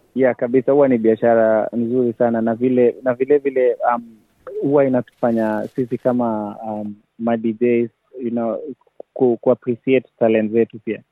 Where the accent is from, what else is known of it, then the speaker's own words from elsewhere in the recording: Kenya; now in Sydney, Australia; Kwangu mimi kama Mkenya